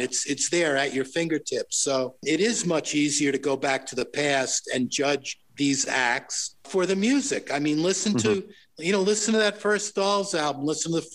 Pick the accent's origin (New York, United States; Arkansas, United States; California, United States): New York, United States; Long Island; moved away as an adult; also born or lived in Manhattan, New York; now in Los Angeles, United States; I came in from Long Island, you know, into Manhattan